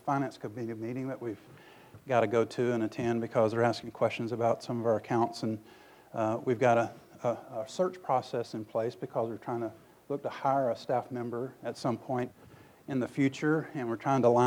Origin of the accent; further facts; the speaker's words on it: Tupelo, Mississippi, United States; When I grew up in Tupelo, Mississippi